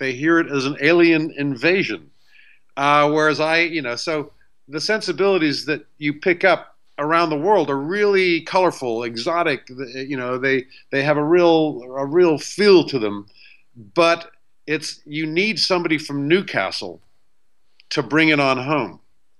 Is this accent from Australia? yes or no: no; Beirut, Beirut Governorate, Lebanon; also born or lived in Somerset, England; growing up in Beirut as American.